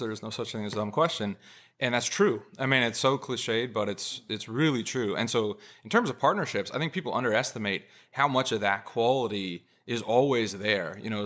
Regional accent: California, United States; moved away; I'm from California originally.

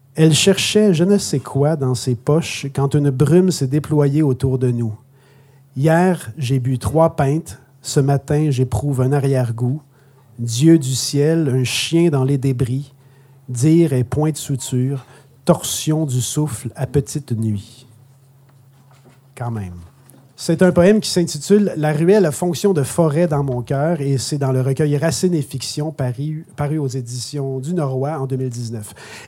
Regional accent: Montreal, Quebec, Canada; moved away as an adult; now in Outaouais, Canada; je suis de Montréal.

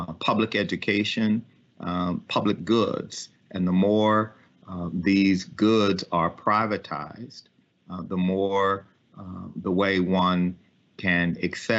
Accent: Ames, Texas, United States; also born or lived in Lafayette, Louisiana; I was born in the Charity Hospital in Lafayette, Louisiana, and we moved to Liberty County in East Texas. And I grew up in a small town called Ames, Texas, population 1,010.

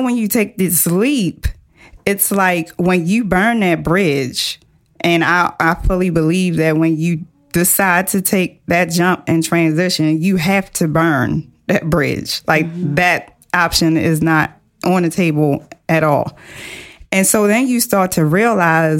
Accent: Baltimore, Maryland, United States; very humble beginnings, Baltimore City girl, public high school educated

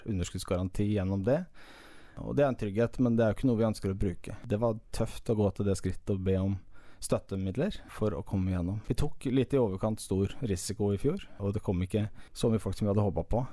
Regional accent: Sarpsborg, Østfold, Norway; now in Jæren, Norway; er fra Sarpsborg i Østfold

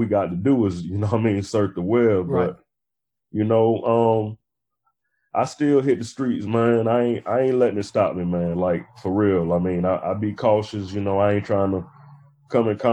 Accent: Brunswick, Georgia, United States; now in South Florida, United States; my hometown, which is Brunswick, Georgia

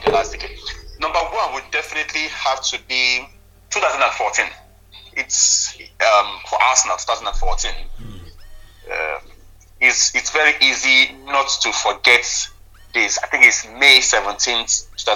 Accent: Nigeria; as a Nigerian

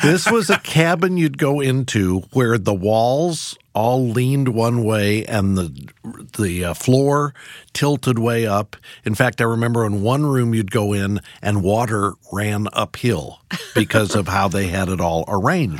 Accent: Missouri, United States; I grew up in Missouri as well

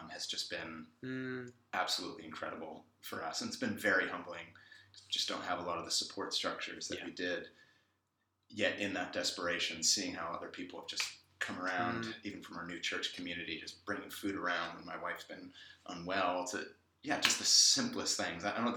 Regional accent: San Francisco Bay Area, California, United States; growing up in the San Francisco Bay Area

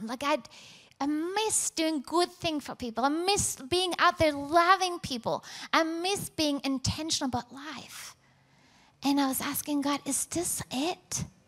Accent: Norway; moved away; I was born in Norway, raised by amazing parents.

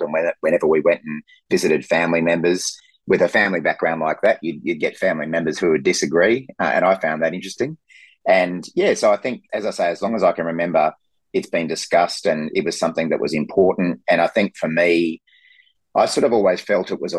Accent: Brisbane, Queensland, Australia; I grew up in Brisbane

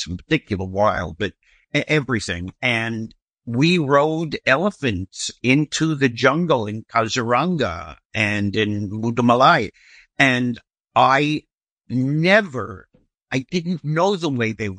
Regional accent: New York City, New York, United States; I grew up in Brooklyn

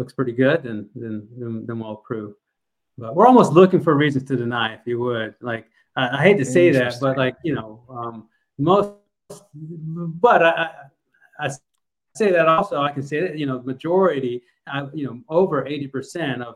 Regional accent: Kennesaw, Georgia, United States; I grew up in Kennesaw

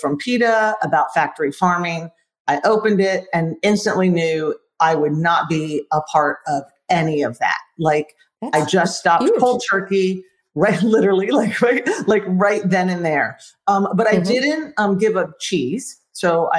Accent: Florida, United States; now in Texas, United States; I'm from Florida. I currently live in Texas.

